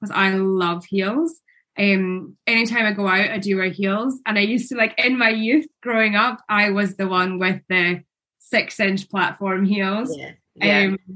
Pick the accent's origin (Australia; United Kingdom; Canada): United Kingdom; Scotland; I'm Scottish